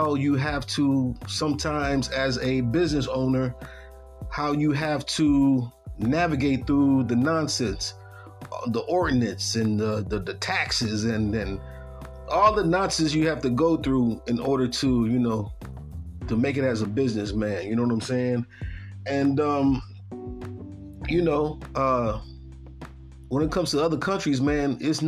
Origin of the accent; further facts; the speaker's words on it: Buffalo, New York, United States; I'm coming from the East Coast, Buffalo, New York, upstate New York. And I'm not used to that type of weather